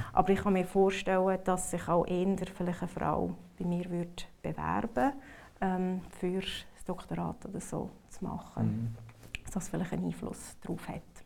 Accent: Switzerland; moved away; also born or lived in North America; als Schweizer

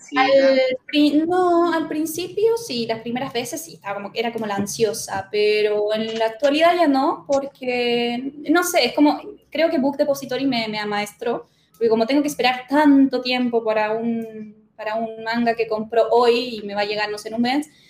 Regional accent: Chile; moved away as an adult; now in Córdoba, Argentina; yo me crié en Chile

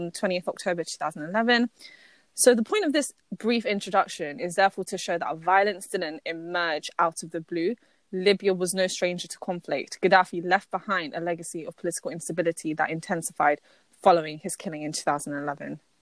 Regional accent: United Kingdom; I'm British Pakistani

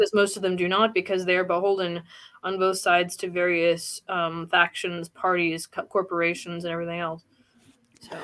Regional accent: Indiana, United States; here in actually Indiana, my my home state

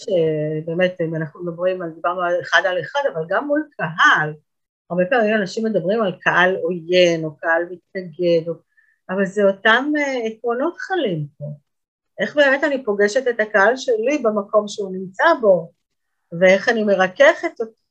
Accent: Israel; אנחנו כישראלים

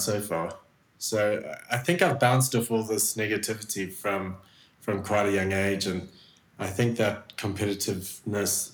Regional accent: South Africa; moved away as an adult; also born or lived in Switzerland; growing up in South Africa

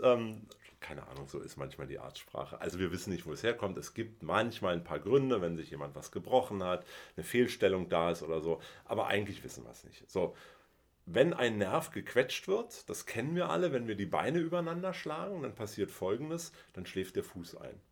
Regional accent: Berlin, Germany; Ich bin in Westberlin geboren

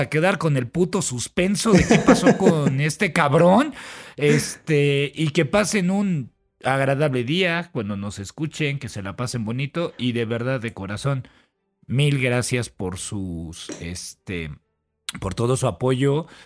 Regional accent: Mexico; como mexicano

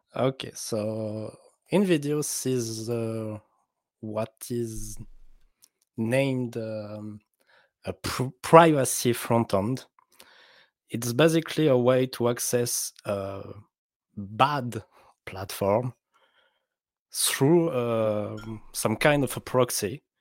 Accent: France; accent: French; English is a second language; I'm French, so my accent is awful.

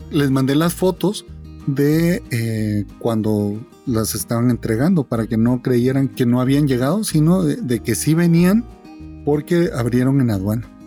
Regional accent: Guatemala; vengo de Guatemala

